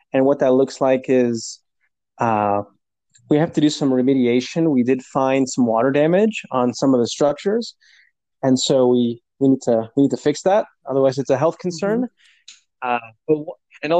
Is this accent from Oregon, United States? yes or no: yes; Portland, Oregon, United States; born or raised there; moved away as an adult